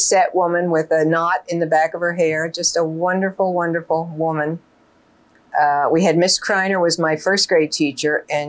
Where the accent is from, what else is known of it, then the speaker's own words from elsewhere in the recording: King of Prussia, Pennsylvania, United States; I was born in King of Prussia on DeKalb Pike, right where the Starbucks store is.